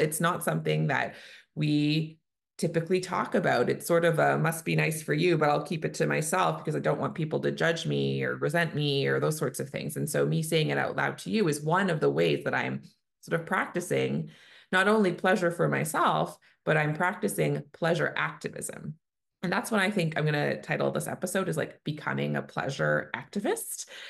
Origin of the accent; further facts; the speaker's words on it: Canada; I'm a Canadian family physician